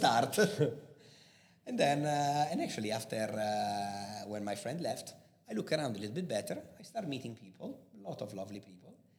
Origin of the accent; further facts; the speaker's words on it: Busto Arsizio, Lombardy, Italy; accent: Italian; English is a second language; moved away as an adult; also born or lived in Milan / Ireland / Spain / San Diego; now in Dubai, United Arab Emirates; I'm actually from uh, a little city near Milano, and the city is called Busto Arsizio.